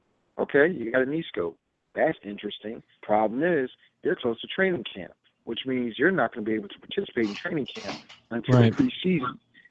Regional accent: Washington, District of Columbia, United States; my hometown, Washington, D.C., went to the same high school.

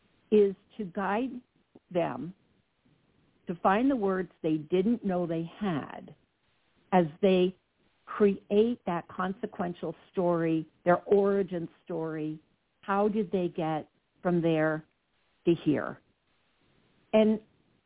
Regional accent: New Jersey, United States; I'm from Jersey

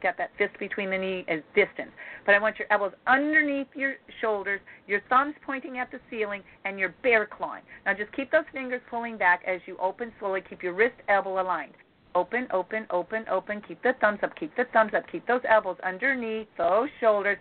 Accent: Midwest, United States; I'm from the Midwest

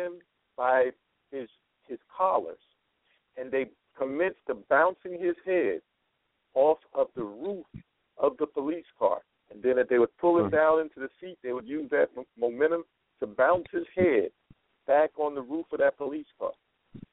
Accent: North Carolina, United States; I was growing up in North Carolina

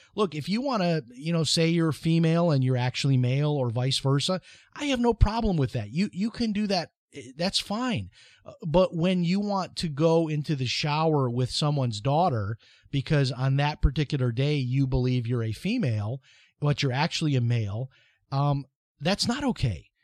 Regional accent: Chicago, Illinois, United States; now in Flagler Beach, United States; when I was growing up in Chicago

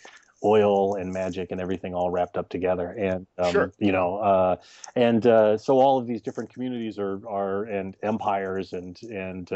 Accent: Texas, United States; I grew up in Texas

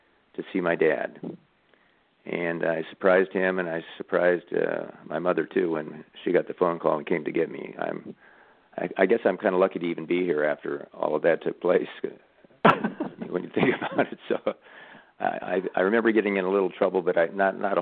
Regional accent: Burlington, Iowa, United States; I'm from Iowa, by the way, southeast Iowa. Burlington is the town I'm from. And at that time, we lived in a little, not really a suburb, but a town kind of connected to Burlington, West Burlington, Iowa.

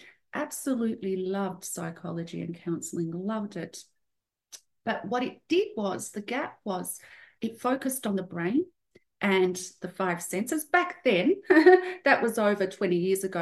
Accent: Australia; I'm from a migrant family. I was born in Australia. My parents and brother are from Serbia.

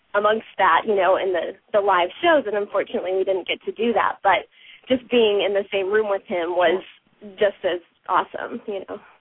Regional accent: Aurora, Colorado, United States; moved away as an adult; now in Los Angeles, United States; I was born in Aurora, Colorado, and I grew up dancing there.

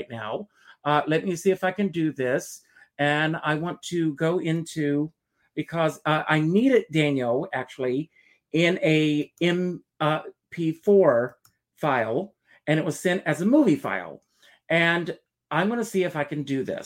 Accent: South Carolina, United States; moved away as an adult; I grew up in the South, South Carolina

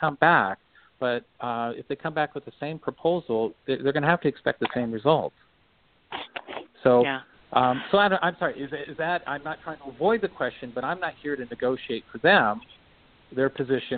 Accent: Montana, United States; also born or lived in Seattle, Washington / Hong Kong; now in Bainbridge Island, United States; I am from Montana originally, so coal strip is there

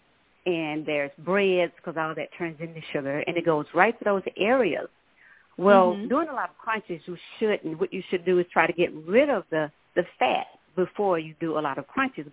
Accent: Minden, Louisiana, United States; now in Dallas, United States; I'm originally from Minden, Louisiana, and I moved to Dallas in the 80s

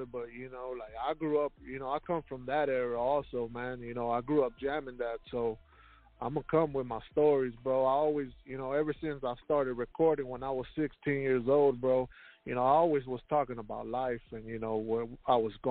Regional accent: Houston, Texas, United States; Yes, sir. I'm from Houston.

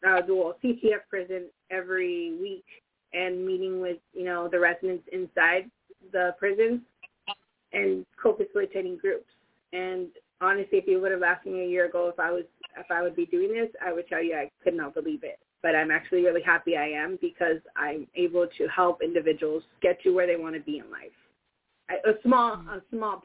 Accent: Salinas, California, United States; I was born and raised in Salinas

